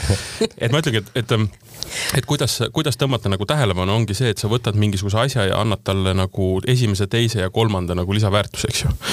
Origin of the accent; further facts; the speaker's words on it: South Estonia, Estonia; ma olen Lõuna-Eestist